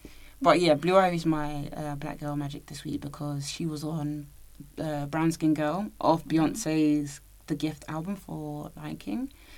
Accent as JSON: {"language": "English", "country": "Nigeria", "said": "as a Nigerian"}